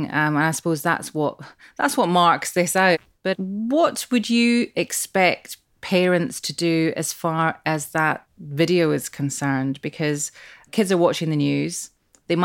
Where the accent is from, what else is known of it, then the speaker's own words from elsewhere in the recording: Glasgow, Scotland, United Kingdom; I mean, I grew up in Glasgow. There weren't that many Asians there at that point in the 70s